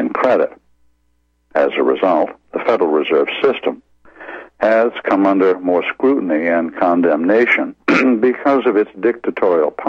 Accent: Maine, United States; my home state of Maine

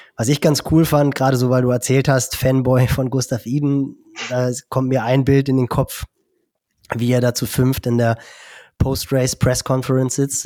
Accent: Germany; bei uns in Deutschland

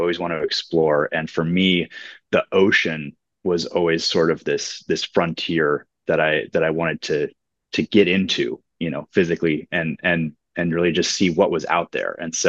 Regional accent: California, United States; I was born in California

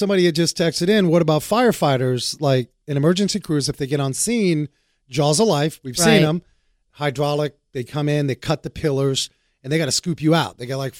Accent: Frankfurt, Hesse, Germany; born there; I was born in Frankfurt.

